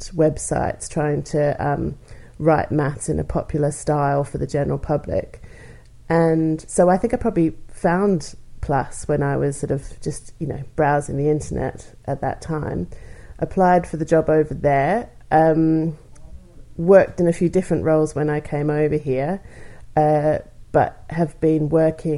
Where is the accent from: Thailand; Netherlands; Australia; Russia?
Australia; moved away as an adult; I'm from Australia. And I did a master's with some research in pure maths in Australia